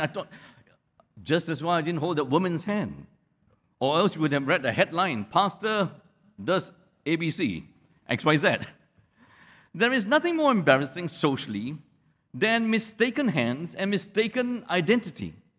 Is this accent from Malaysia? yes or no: yes; Malaysia; the whole town that I grew up in in Malaysia